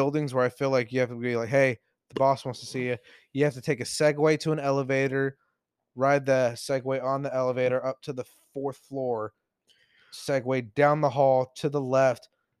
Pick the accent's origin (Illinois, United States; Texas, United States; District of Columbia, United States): Texas, United States; I'm not saying this as a Texan